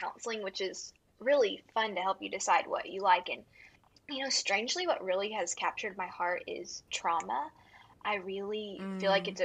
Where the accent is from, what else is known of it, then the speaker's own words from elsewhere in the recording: Houston, Texas, United States; moved away as an adult; also born or lived in Fort Worth, Texas; now in West Monroe, United States; I was born in Houston and then moved to Fort Worth for college